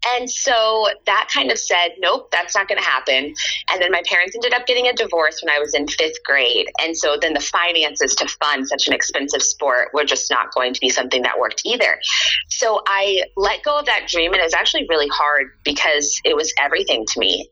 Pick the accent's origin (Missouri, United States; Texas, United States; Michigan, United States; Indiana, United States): Texas, United States; moved away as an adult; also born or lived in South Dakota / Nebraska / New York; now in Pennsylvania, United States; I kind of had my whole upbringing from second grade until I graduated college in Texas